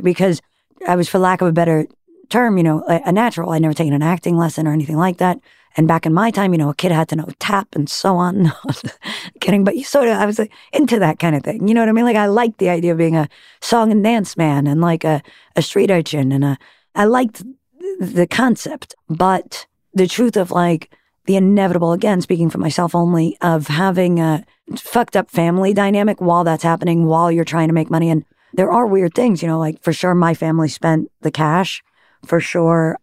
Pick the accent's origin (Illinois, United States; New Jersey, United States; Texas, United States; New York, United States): New York, United States; Great Neck; born or raised there; also born or lived in Manhattan, New York City